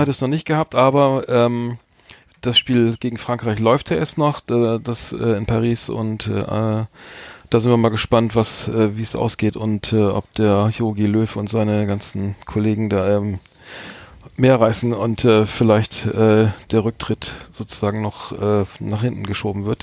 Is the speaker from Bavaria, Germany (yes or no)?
no; Bremen, Germany; ich als Bremer